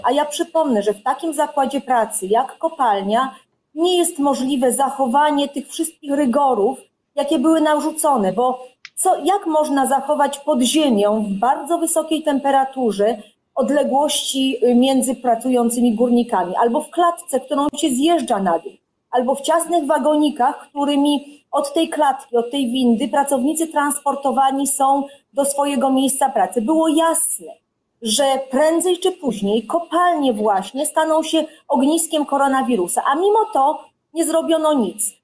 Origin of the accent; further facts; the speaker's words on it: Silesian Voivodeship, Poland; jestem ze Śląska